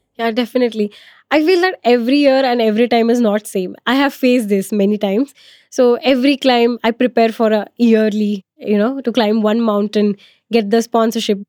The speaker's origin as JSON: {"language": "English", "region": "Maharashtra", "country": "India", "said": "I'm from Maharashtra"}